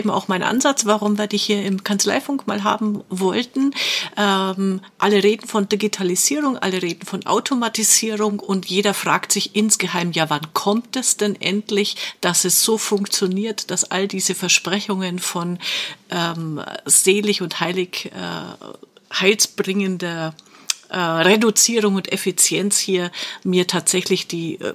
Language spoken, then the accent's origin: German; Fürth, Bavaria, Germany; Wir sind beide gebürtige Fürther, oder?